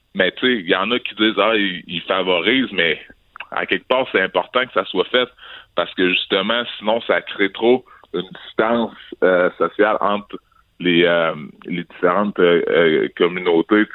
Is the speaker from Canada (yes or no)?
yes; Quebec City, Quebec, Canada; je suis québécois, je suis né ici à Québec, j'ai grandi à Québec.